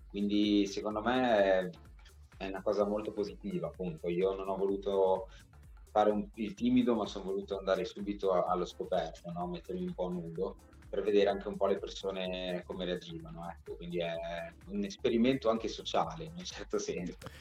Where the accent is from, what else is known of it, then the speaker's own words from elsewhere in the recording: Bologna, Emilia-Romagna, Italy; io sono un Regaz di Bolo perché sono nato e cresciuto a Bologna